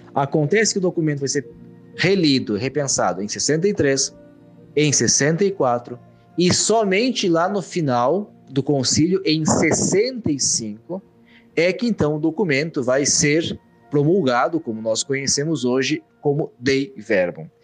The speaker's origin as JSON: {"language": "Portuguese", "town": "Caxias do Sul", "region": "Rio Grande do Sul", "country": "Brazil", "tie": "born or raised there", "moved": "as an adult", "lives_now": "Rome, Italy", "said": "padre da Diocese de Caxias do Sul, no interior do Rio Grande do Sul, onde nasci e fiz toda a minha, a minha formação inicial até o mestrado, e hoje moro em Roma"}